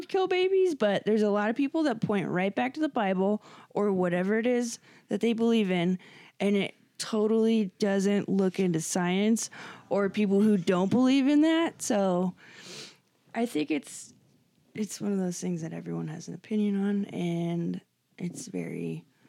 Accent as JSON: {"language": "English", "region": "Scotland", "country": "United Kingdom", "said": "I'm Scottish"}